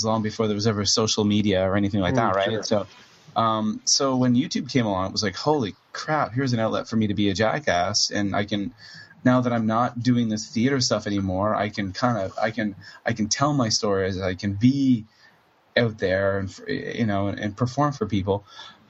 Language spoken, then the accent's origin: English; Cape Breton, Nova Scotia, Canada; moved away as an adult; now in Kobe, Japan; I'm from Cape Breton, Nova Scotia, Canada, which is a very musical place, Eastern Canada. And I grew up in a very musical area culturally